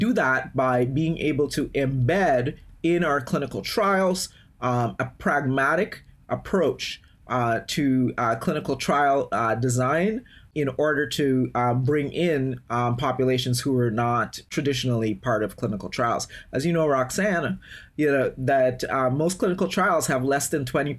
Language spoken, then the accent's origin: English; Guyana; now in United States; I am originally from Guyana in South America